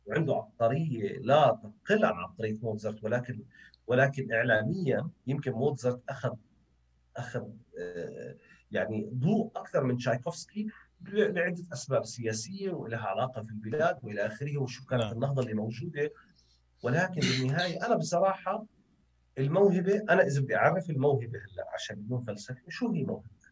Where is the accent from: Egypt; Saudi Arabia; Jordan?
Jordan; إحنا كأردنيين